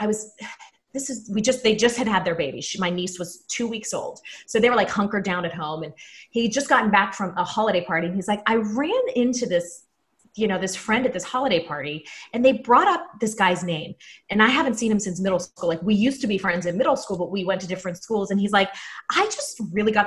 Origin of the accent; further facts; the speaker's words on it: Pittsburgh, Pennsylvania, United States; moved away as an adult; now in Orlando, United States; I'm from Pittsburgh